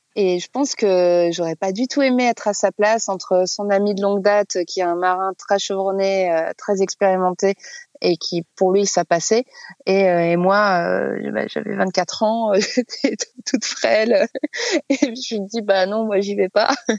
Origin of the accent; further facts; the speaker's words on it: France; on est français